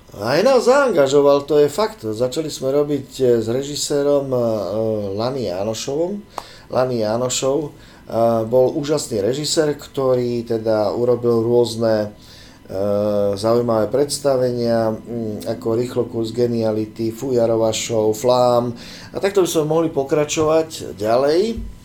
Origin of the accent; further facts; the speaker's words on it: Bratislava, Bratislava Region, Slovakia; moved away as an adult; ja som vyrastal tu v Bratislave, na Sibirskej ulici